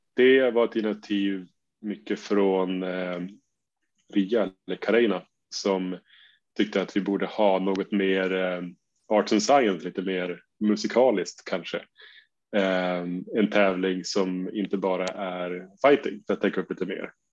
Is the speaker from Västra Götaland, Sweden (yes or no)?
no; Umeå, Västerbotten County, Sweden; jag kommer från Umeå där vi har vår eminenta förening UMA